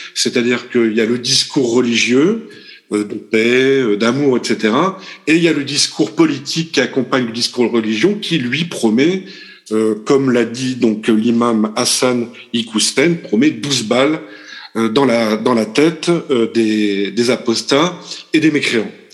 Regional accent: France; nous, français, puisque nous sommes français pour l'instant en fait

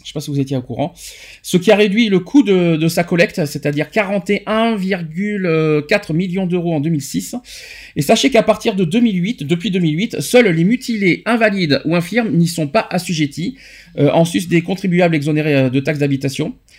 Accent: France; chez nous en France

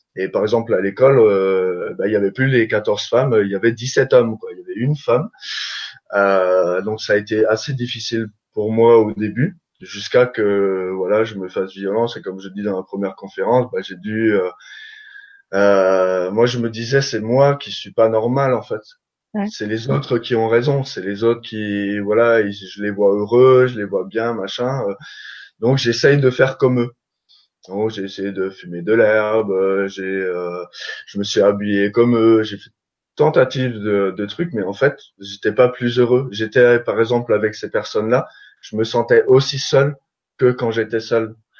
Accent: Alsace, Grand Est, France; je viens d'Alsace

